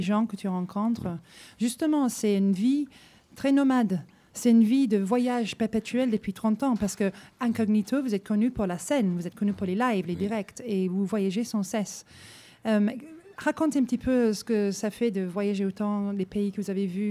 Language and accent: French; England, United Kingdom; je suis anglaise